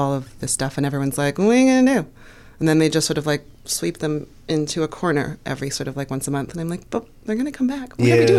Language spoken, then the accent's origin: English; Toronto, Ontario, Canada; moved away as an adult; now in United States; I'm from Toronto.